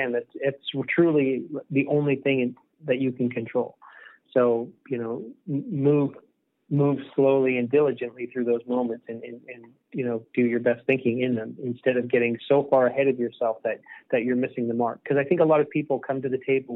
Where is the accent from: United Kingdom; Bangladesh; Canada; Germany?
Canada; Eastern Canada; I'm from Eastern Canada